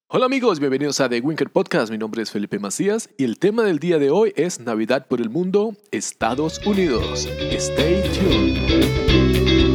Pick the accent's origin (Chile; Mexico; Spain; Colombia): Colombia; moved away; also born or lived in Europe; nosotros como colombianos